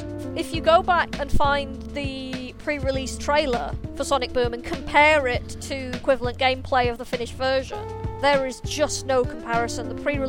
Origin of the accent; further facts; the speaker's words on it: United Kingdom; I'm the British person on the podcast